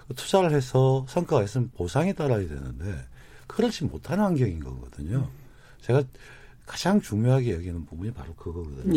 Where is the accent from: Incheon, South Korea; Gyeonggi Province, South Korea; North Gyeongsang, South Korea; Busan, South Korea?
Gyeonggi Province, South Korea; Goyang; 저희 일산 고향만 하더라도 인구가 106만인데